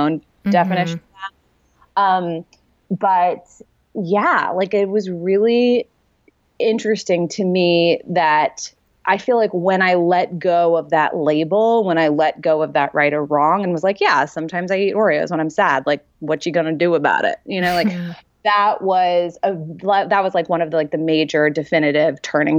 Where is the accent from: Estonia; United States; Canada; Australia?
United States; New York; I'm from New York